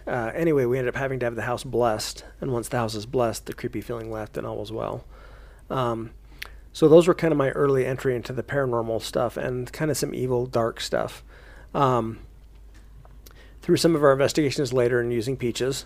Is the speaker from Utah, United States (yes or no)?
yes; Payson, Utah, United States; I grew up down in Payson, Utah